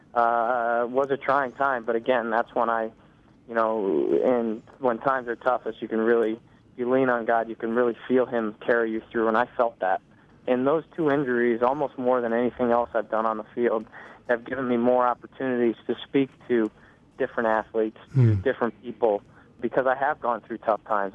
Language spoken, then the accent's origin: English; St. Louis, Missouri, United States; I grew up in St. Louis, where soccer's always been a, a big sport